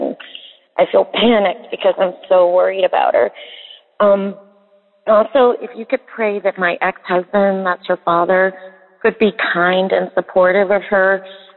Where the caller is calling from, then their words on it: West Virginia, United States; I'm calling from West Virginia